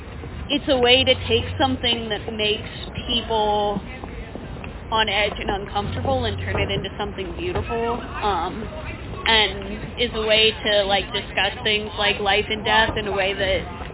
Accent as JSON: {"language": "English", "town": "Atlanta", "region": "Georgia", "country": "United States", "moved": "yes", "lives_now": "New Orleans, United States", "said": "Originally, I'm from Atlanta."}